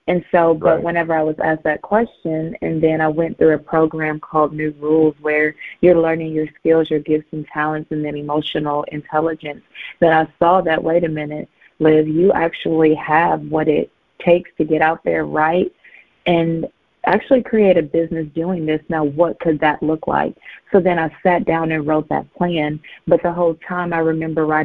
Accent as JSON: {"language": "English", "region": "Southeast Missouri", "country": "United States", "said": "I'm from Missouri, from Southeast Missouri"}